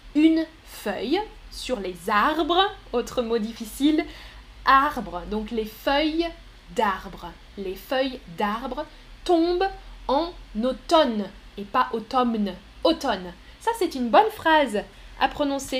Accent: France; Les Français, on n'est pas bon pour ça

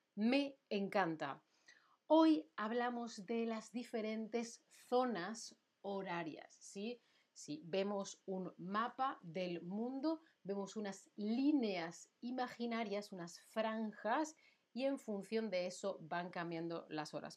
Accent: Spain; now in Germany; Yo soy de España

